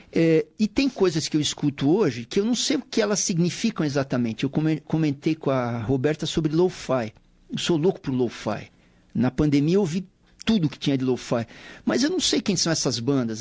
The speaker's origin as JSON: {"language": "Portuguese", "region": "São Paulo", "country": "Brazil", "tie": "born or raised there", "said": "Paulistano da Gema, na extinta maternidade de São Paulo"}